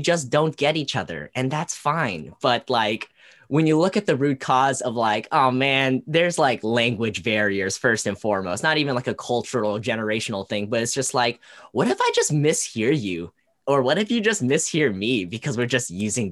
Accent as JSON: {"language": "English", "town": "Portland", "region": "Oregon", "country": "United States", "tie": "born or raised there", "said": "born and raised in Portland, Oregon"}